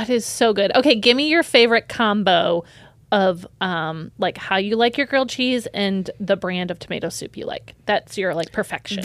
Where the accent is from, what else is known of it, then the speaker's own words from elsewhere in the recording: United States; I'm from America